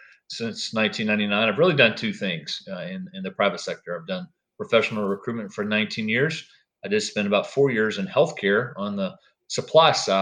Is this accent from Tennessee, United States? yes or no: yes; Nashville, Tennessee, United States; I grew up in the Nashville area